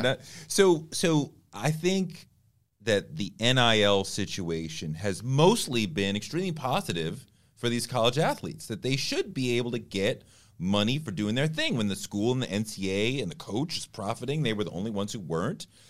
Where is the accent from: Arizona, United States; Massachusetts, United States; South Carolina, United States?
Massachusetts, United States; Boston; I grew up in Boston.